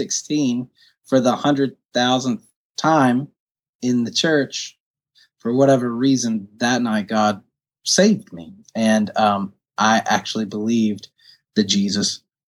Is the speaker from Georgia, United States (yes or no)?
yes; Woodstock, Georgia, United States; also born or lived in Newnan, Georgia / London; I grew up in Woodstock, Georgia, where I make my home right now